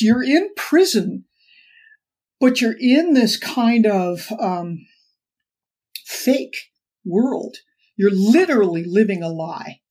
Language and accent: English; Los Angeles, California, United States; growing up in Los Angeles in a very affluent background